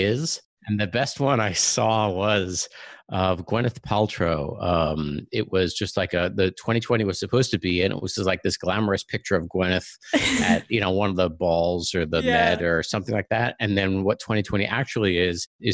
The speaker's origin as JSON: {"language": "English", "area": "Long Island", "region": "New York", "country": "United States", "tie": "born or raised there", "also_born_or_lived": "Ann Arbor, Michigan", "moved": "as an adult", "lives_now": "Silicon Valley, United States", "said": "I grew up on Long Island"}